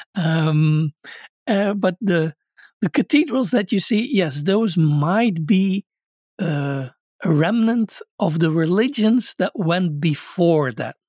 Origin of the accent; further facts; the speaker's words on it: Belgium; I grew up in Belgium